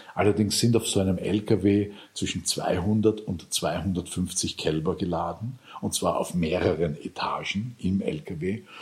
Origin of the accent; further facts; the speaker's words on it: Lower Austria, Austria; moved away; Ich bin viel auch am Land aufgewachsen in Niederösterreich